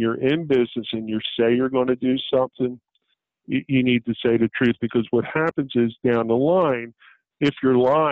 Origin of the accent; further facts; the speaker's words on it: Blackwood, New Jersey, United States; I'm a kid from Blackwood who was working dollar an hour at one time